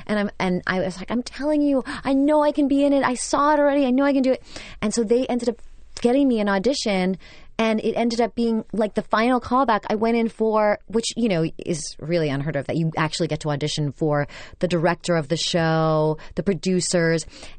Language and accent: English; Brooklyn, New York, United States; Because I'm from Brooklyn and everyone's like, "Why don't you have an accent?" And I said, "I worked really hard not to have one."